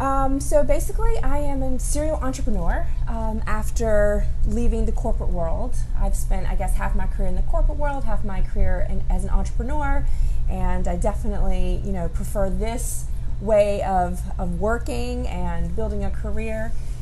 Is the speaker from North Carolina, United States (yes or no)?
yes; North Carolina, United States; moved away; I'm from North Carolina.